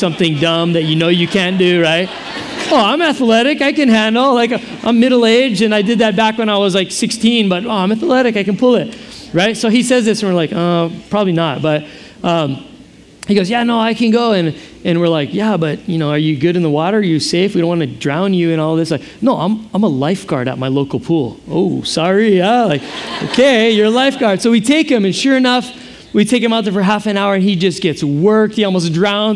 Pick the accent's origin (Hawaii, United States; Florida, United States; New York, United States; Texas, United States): Hawaii, United States; I have no Hawaiian ethnicity, just the fact that I'm from here.